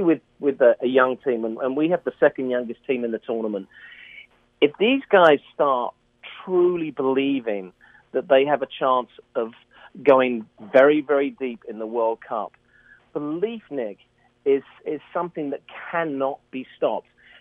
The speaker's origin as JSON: {"language": "English", "region": "England", "country": "United Kingdom", "said": "we're English"}